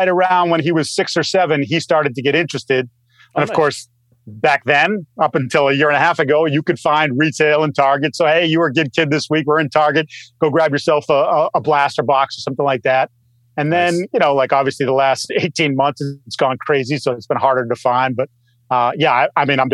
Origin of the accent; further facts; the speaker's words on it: Massachusetts, United States; And I'm from Massachusetts. I'm a fellow masshole with Mike